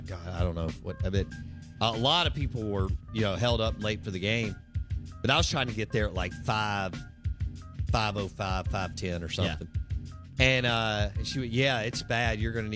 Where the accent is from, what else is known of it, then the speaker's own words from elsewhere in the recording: Jackson, Mississippi, United States; growing up in Belhaven